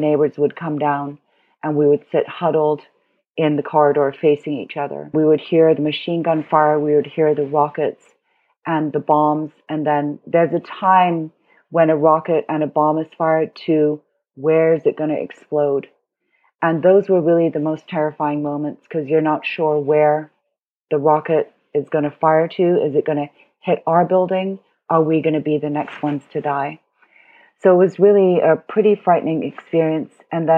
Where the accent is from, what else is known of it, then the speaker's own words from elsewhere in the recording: Beirut, Beirut Governorate, Lebanon; also born or lived in Hong Kong; So I was born in Hong Kong. My parents are German and Chinese. And when I was 8, we moved to Beirut because my stepfather was Lebanese and, you know, he wanted to go back to his home country.